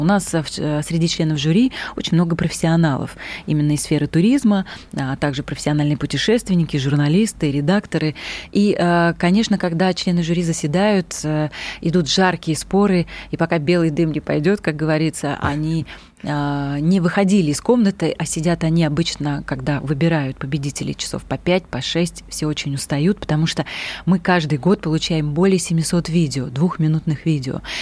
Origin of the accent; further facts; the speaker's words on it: Udmurtia, Russia; я рыбачила в своем родном крае, я родом из Удмуртии.